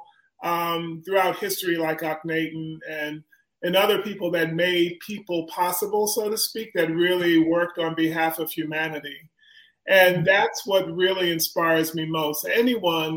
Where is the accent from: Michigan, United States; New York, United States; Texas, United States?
New York, United States; New York City; I grew up in Springfield Garden, Queens, New York